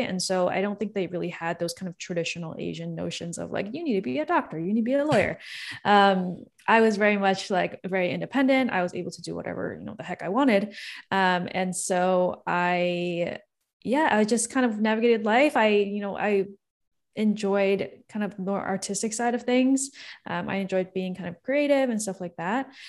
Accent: Toronto, Ontario, Canada; I'm born and raised in Toronto, Canada

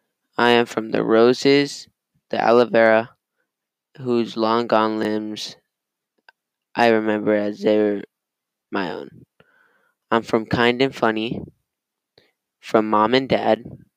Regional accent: Los Angeles, California, United States; I'm from Los Angeles, and Latino, and Mexican

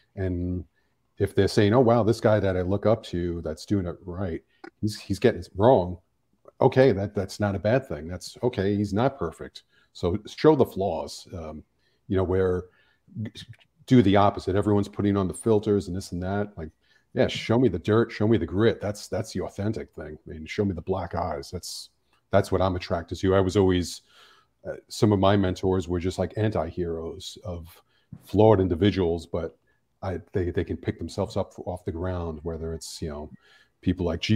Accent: New York City, New York, United States; now in Los Angeles, United States; growing up in New York City, I mean, we're exposed to so much

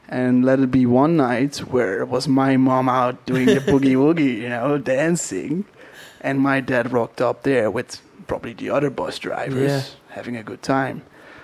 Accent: Netherlands; first language Dutch; English is a second language; moved away as an adult; also born or lived in Australia / Queenstown, New Zealand; So I am from the Netherlands, from a tiny little place.

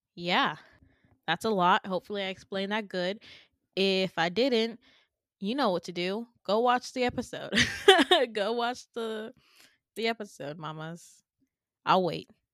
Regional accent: Midwest, United States; I'm from the Midwest

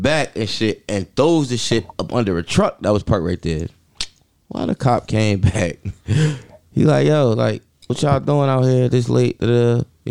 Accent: Newark, New Jersey, United States; I'm from Bergen and Renner.

